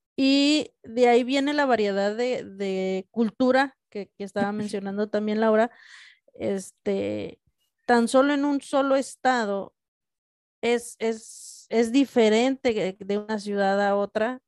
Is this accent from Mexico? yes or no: yes; Mexico; en mi propio país